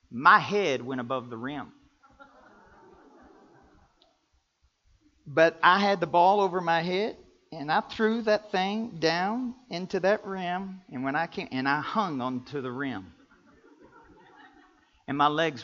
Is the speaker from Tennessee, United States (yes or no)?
no; Kentucky, United States; I'm from Kentucky and how I love basketball. We grew up playing basketball 12 months out of the year.